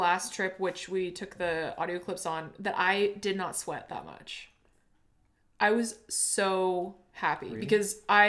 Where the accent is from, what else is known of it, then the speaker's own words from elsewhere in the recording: Seattle, Washington, United States; I'm from Seattle